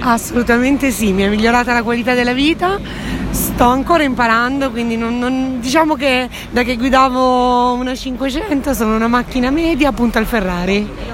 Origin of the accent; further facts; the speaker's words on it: Cinisello Balsamo, Lombardy, Italy; Vengo da Milano, anzi preciso Cinisello Balsamo.